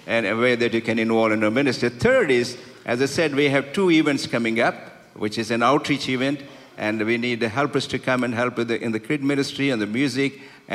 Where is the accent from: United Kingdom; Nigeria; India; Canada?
India; accent: Indian English; English is a second language; also born or lived in Bay Area; now in United States; I'm not an English background man, but I'm from India and I speak Indian English